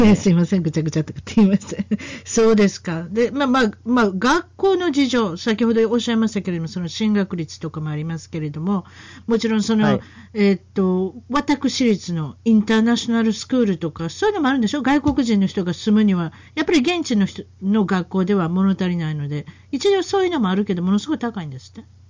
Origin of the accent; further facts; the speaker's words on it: Kansai, Japan; accent: Kansai-ben; 関西弁で行かさせていただきますけれどウガンダであろうとどこであろうと私は関西弁で行く